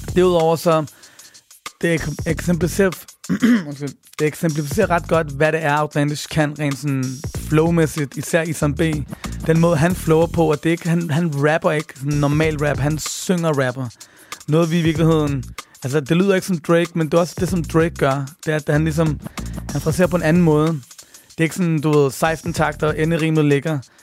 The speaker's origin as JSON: {"language": "Danish", "country": "Denmark", "tie": "born or raised there", "said": "født og opvokset i Danmark"}